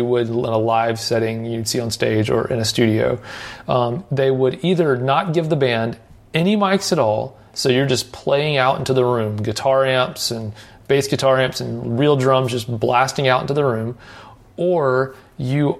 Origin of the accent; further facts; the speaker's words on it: Nashville, Tennessee, United States; where I grew up here in Nashville